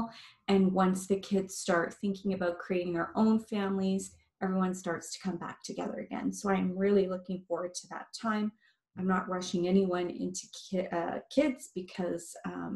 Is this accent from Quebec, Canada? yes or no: yes; Montreal, Quebec, Canada; also born or lived in Barrie, Ontario; now in Amherstview, Canada; I am from Montreal originally, and my heart is still there